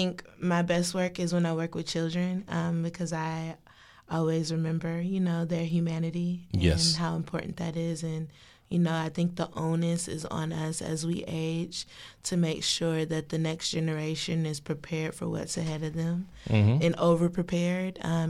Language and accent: English; Detroit, Michigan, United States; moved away as an adult; now in Washington, D.C., United States; I came here for school, but I'm from Detroit, Michigan.